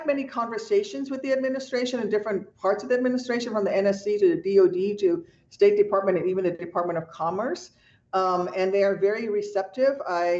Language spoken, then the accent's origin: English; Illinois, United States; I'm from Illinois, so we have a lot of Poles in Chicago.